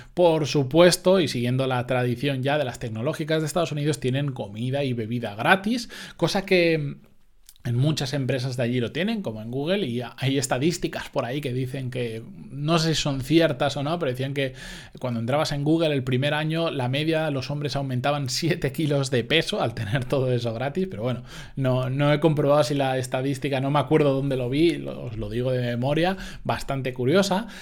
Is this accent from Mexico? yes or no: no; Spain; los que somos de España